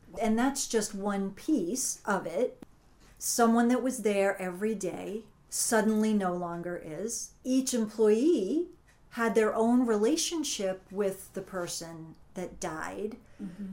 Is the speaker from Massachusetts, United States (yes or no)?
yes; Massachusetts, United States; moved away as an adult; also born or lived in Connecticut / Brewster, Massachusetts; I grew up in Massachusetts, moved to Connecticut, raised my children there